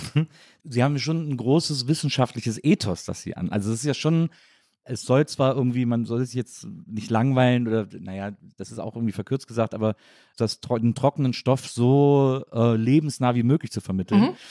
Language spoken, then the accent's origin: German; Rhineland, Germany; also born or lived in Munich; ich bin Rheinländer